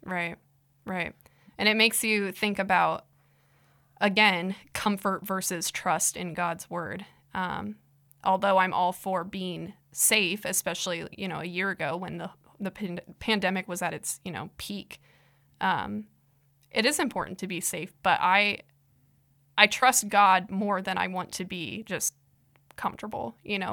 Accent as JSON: {"language": "English", "region": "Iowa", "country": "United States", "said": "I'm from Iowa"}